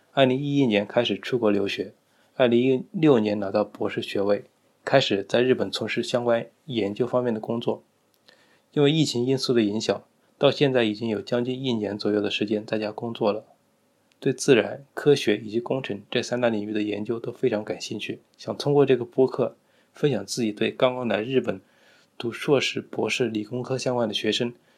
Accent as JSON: {"language": "Chinese", "region": "Hunan", "country": "China", "said": "作为一个湖南人"}